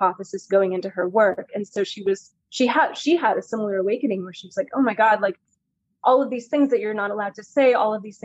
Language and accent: English; San Francisco, California, United States; I grew up in San Francisco